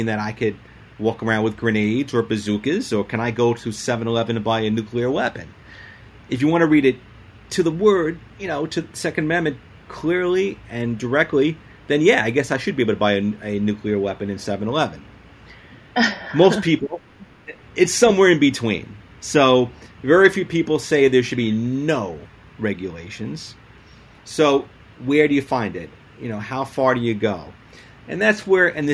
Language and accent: English; New York City, New York, United States; I'm a New York City guy